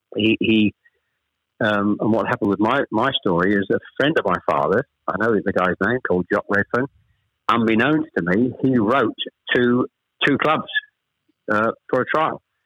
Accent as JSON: {"language": "English", "town": "Chelmsford", "region": "East of England", "country": "United Kingdom", "tie": "born or raised there", "also_born_or_lived": "Ashton-under-Lyne / Manchester", "said": "We actually moved south from Manchester. We, we, I was born in Ashton under Lyne. We actually moved south to Chelmsford when I was pr- probably I was the eldest of three. When I was probably about seven or eight"}